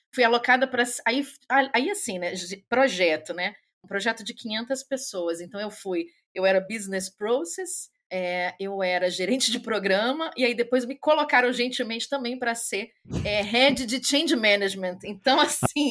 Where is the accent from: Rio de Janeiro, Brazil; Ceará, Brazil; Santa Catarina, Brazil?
Rio de Janeiro, Brazil; moved away as an adult; also born or lived in São Paulo; now in Germany; Sou carioca, mas morei, antes de vir para a Alemanha, estou aqui na Alemanha, vai fazer cinco anos. É, morei em São Paulo dez anos